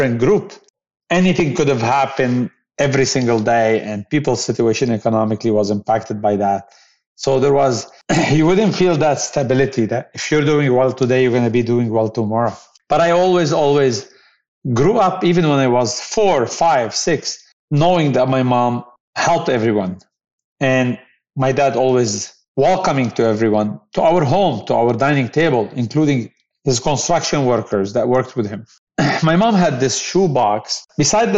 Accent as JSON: {"language": "English", "town": "Beirut", "region": "Beirut Governorate", "country": "Lebanon", "tie": "born or raised there", "said": "I grew up in Beirut"}